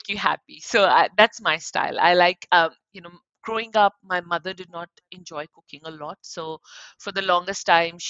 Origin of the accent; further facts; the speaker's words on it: Ulhasnagar, Maharashtra, India; moved away as an adult; also born or lived in Mumbai, India; now in Sydney, Australia; I grew up in a city that, actually not a city, a town, that was Ulhasnagar